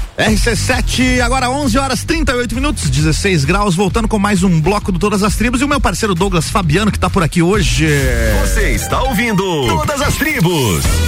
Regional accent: Curitiba, Paraná, Brazil; now in Lages, Brazil; eu também nasci em Curitiba

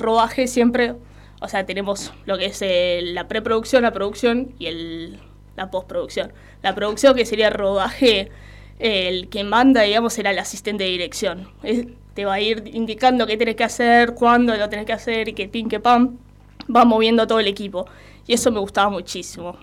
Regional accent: Avellaneda, Buenos Aires Province, Argentina; yo también soy de acá de Avellaneda

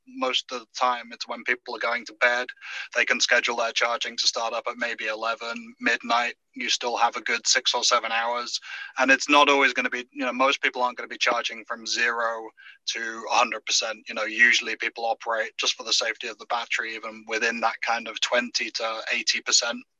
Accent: United Kingdom; now in United States; I'm I'm British by birth

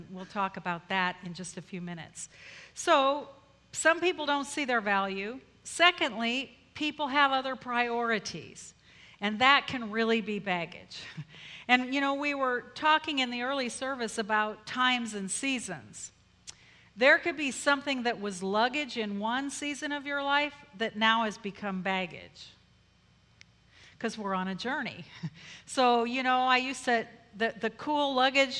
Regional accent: Colorado, United States; moved away as an adult; also born or lived in Philippines; I'm from Colorado

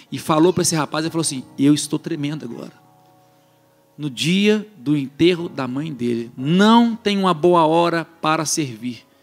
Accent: Belo Horizonte, Minas Gerais, Brazil; now in Calgary, Canada; Eu sou de Minas e um monte de gente aqui é de Minas. Eu sou de BH, minha família é do interior.

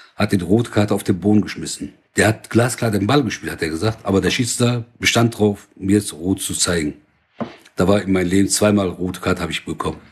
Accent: Oberhausen, North Rhine-Westphalia, Germany; Seit 1970 in Deutschland. Deutschland ist mein Heimatland. Oberhausen am meisten

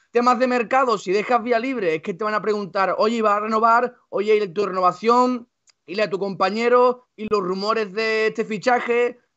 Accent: Andalusia, Spain; Soy al andaluz.

